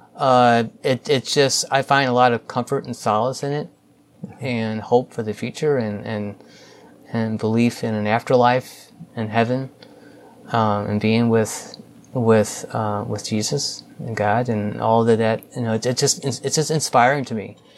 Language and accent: English; St. Louis, Missouri, United States; I grew up in St. Louis, spent most of my life here, um, specifically North County